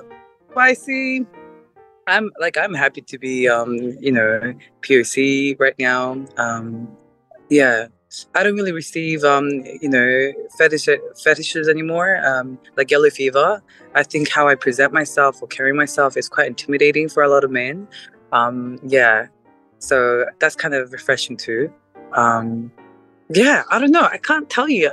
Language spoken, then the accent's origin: English; South Korea; now in Australia; I'm Asian. I forgot about that." Right. uh, Korea